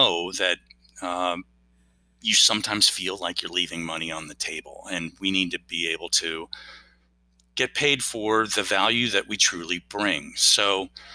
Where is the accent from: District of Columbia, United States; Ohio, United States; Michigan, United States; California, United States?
District of Columbia, United States; Washington; I grew up kind of in the Washington, D.C. area